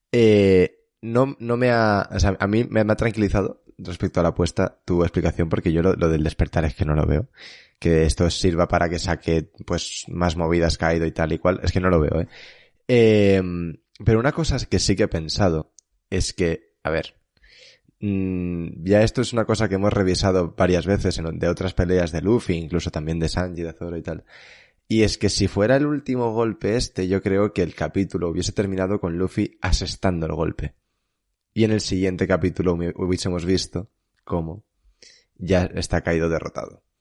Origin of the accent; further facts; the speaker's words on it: Spain; soy español